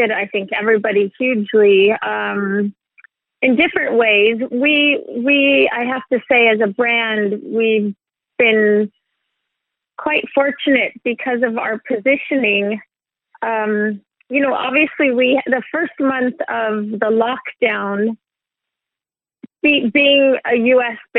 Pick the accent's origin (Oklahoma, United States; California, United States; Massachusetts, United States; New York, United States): California, United States; born there; So yeah, my my dad is Swedish, and I was born in California.